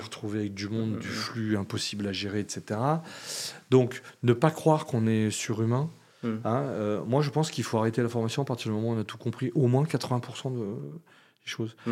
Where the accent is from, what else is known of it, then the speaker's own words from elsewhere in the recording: Lyon, Auvergne-Rhône-Alpes, France; je suis lyonnais